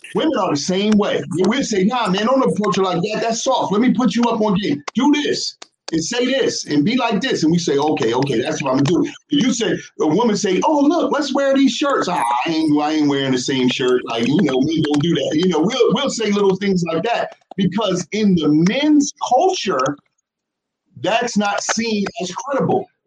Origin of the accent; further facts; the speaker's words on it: New Jersey, United States; we from New Jersey